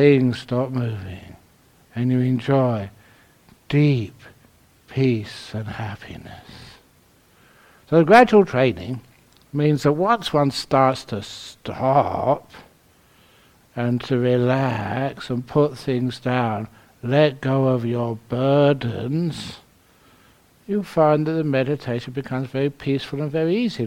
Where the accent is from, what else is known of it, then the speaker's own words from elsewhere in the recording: London, United Kingdom; I was born in London. Ethical. Actually, I was brought up in the bush. Shepherd's bush.